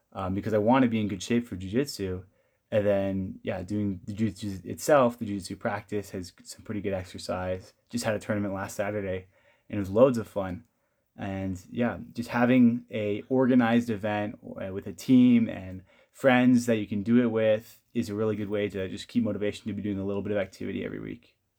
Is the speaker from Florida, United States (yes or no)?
no; California, United States; moved away as an adult; now in Provo, United States; I am from California